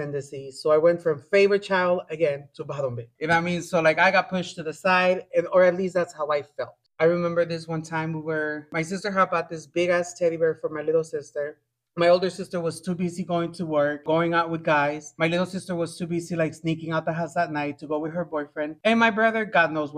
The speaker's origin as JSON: {"language": "English", "country": "Guatemala", "tie": "born or raised there", "said": "I was born in Guatemala."}